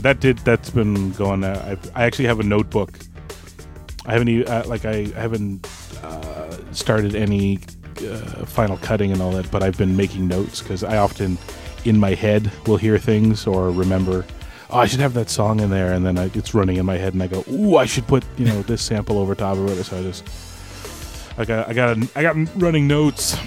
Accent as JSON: {"language": "English", "region": "Maritimes of Canada", "country": "Canada", "said": "I'm from the Maritimes of Canada"}